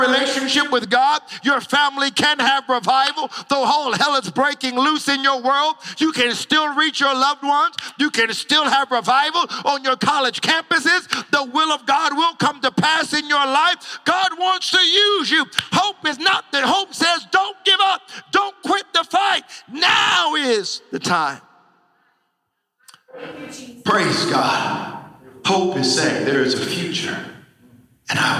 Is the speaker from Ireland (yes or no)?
no; United States; moved away; I'm from the States